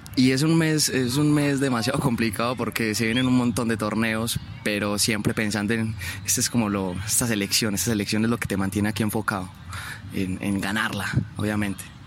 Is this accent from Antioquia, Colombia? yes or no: yes; La Ceja, Antioquia, Colombia; soy del municipio de La Ceja